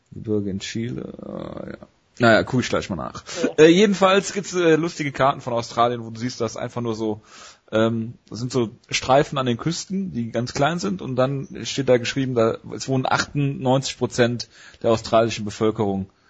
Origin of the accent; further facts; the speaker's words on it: North Rhine-Westphalia, Germany; Ich komme aus dem Ruhrgebiet, ja, ja.